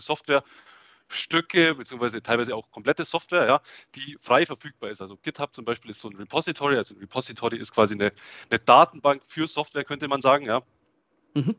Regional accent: Augsburg, Bavaria, Germany; accent: Swabian; Ich komme aus, aus Augsburg. Ja, hört man vielleicht auch das Schwäbische ein bisschen durch.

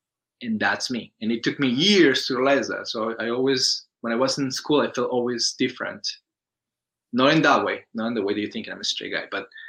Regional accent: Colombia; English is a second language; When I got here, I was the Colombian guy. Hello, I'm the Colombian guy, and then I raised my accent because I can't speak

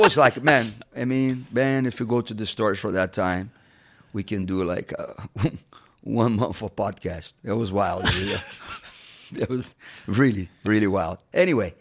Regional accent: Rio de Janeiro, Brazil; moved away as an adult; now in United States; Rio's my hometown

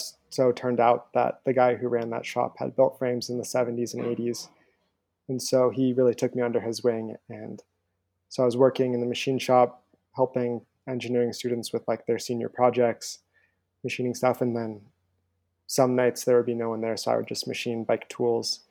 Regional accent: Boulder, Colorado, United States; also born or lived in Montana; I grew up in Boulder, Colorado

